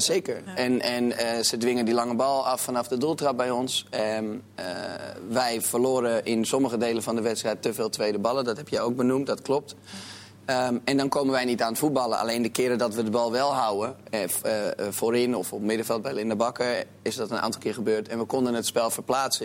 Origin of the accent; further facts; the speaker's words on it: Amsterdam, North Holland, Netherlands; ik ben Amsterdammer. Ik ben ook opgegroeid met Ajax